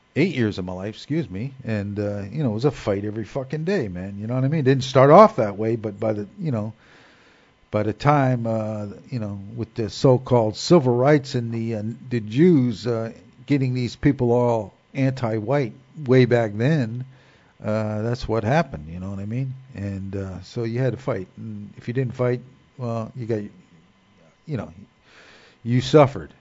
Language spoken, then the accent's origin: English; Newark, New Jersey, United States; Growing up in Newark, New Jersey